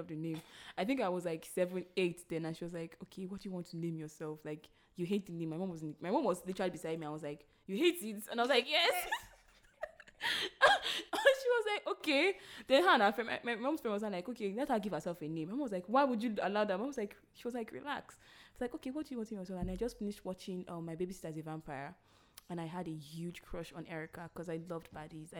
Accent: Delta, Nigeria; English is a second language; I'm from Delta and I'm Ijo

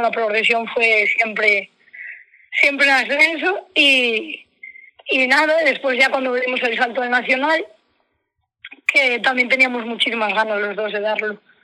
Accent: Asturias, Spain; now in Ferrol, Spain; allí en mi tierra, que yo soy asturiana. yo vivo en Ferrol, pero soy asturiana de, de un pueblo que, bueno, Gineo

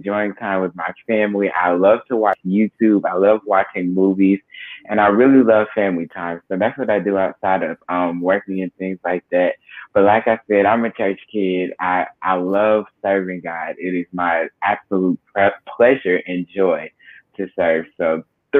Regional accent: McDonough, Georgia, United States; also born or lived in Baltimore, Maryland; I was born in Baltimore, Maryland, raised in Georgia, McDonough to be exact

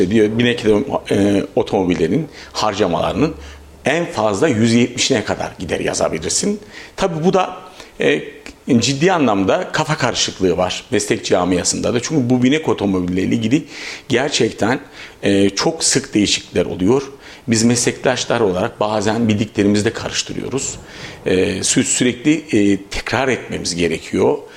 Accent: Avanos, Nevşehir, Turkey; born there; now in Kayseri, Turkey; 1969 ee, Nevşehir Avanos doğumluyum.

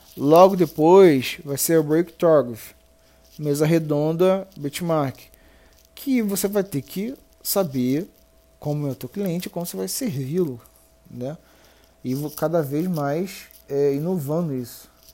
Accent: Rio de Janeiro, Brazil; Eu sou do Rio, na verdade.

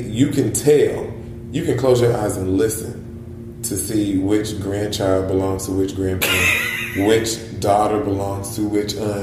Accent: Columbia, South Carolina, United States; moved away as an adult; also born or lived in Washington, D.C.; I'm from South Carolina.

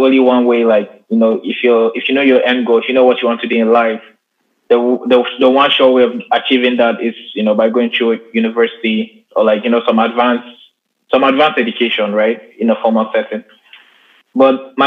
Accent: Nigeria; I'm Nigerian

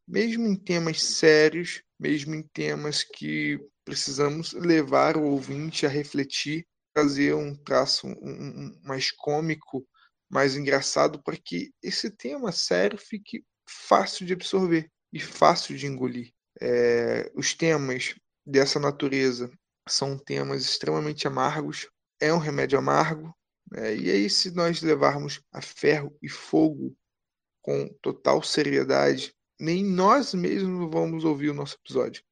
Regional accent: Brazil; somos brasileiros

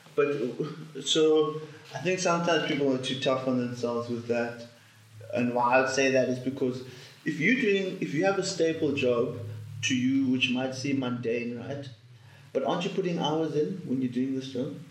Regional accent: South Africa; as a South African

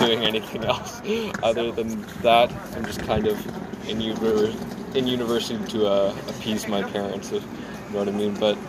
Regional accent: Ottawa, Ontario, Canada; moved away as an adult; I'm actually originally from Ottawa. I'm just going here for school

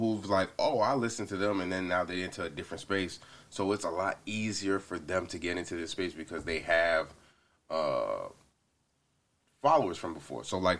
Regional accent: Atlanta, Georgia, United States; now in Los Angeles, United States; Technically Atlanta from, like, because I've been there for, like, the longest.

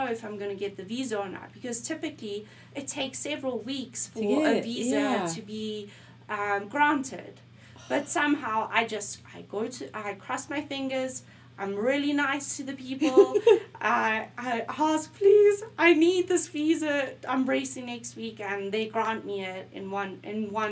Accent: South Africa; moved away; also born or lived in Boulder; as a South African

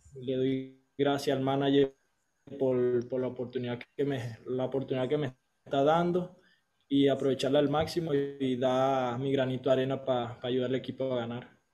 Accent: Venezuela

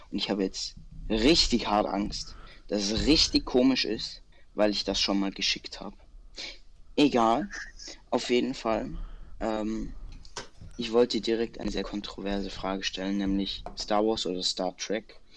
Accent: Bavaria, Germany; Ja, ich bin Bayer.

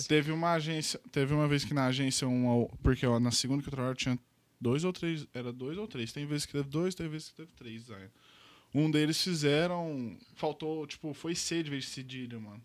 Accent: Uberlândia, Minas Gerais, Brazil; Sou daqui de Uberlândia mesmo, nasci aqui

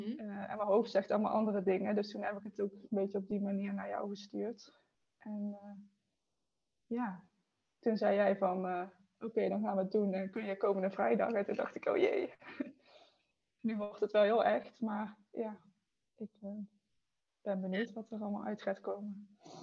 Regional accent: Eindhoven, North Brabant, Netherlands; ik kom uit Eindhoven

